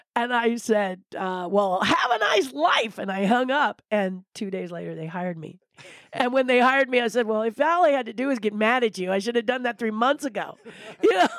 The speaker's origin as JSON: {"language": "English", "region": "California", "country": "United States", "said": "I love being a Californian"}